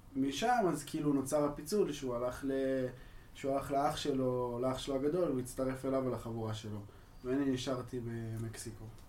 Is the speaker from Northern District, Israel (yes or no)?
no; Ramat Gan, Tel Aviv District, Israel; אני בן 23 מרמת גן